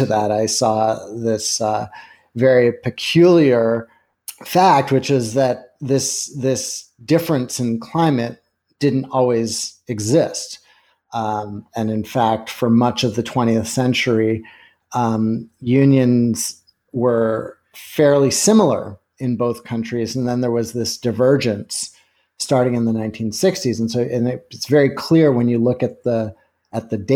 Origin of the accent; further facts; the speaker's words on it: Canada; now in United States; I grew up in Canada, but have lived in the States for a long time